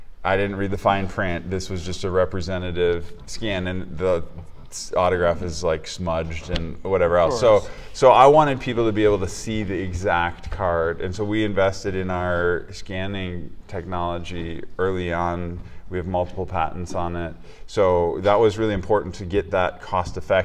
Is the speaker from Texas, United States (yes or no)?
no; Minnesota, United States; moved away; growing up in Minnesota